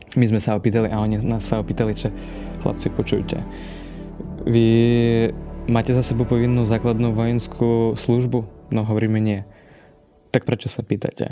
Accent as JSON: {"language": "Slovak", "region": "central Ukraine", "country": "Ukraine", "second_language": "Slovak", "moved": "as an adult", "lives_now": "Slovakia", "said": "Pochádzam, e, dalo by sa povedať, že z takej strednej Ukrajiny, z centrálnej sa tomu hovorí na Ukrajine"}